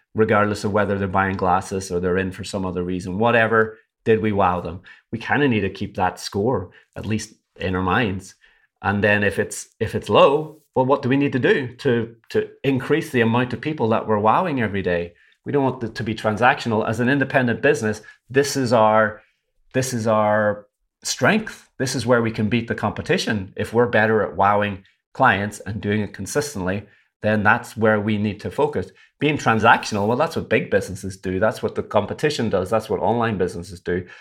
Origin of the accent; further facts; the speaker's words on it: Derry, Northern Ireland, United Kingdom; moved away; I'm from Derry in Northern Ireland